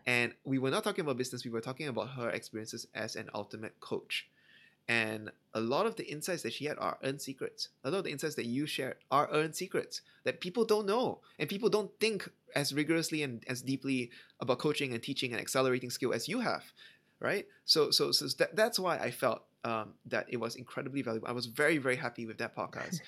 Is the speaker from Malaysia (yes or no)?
yes; Malaysia; I, Malaysian, I grew up in Malaysia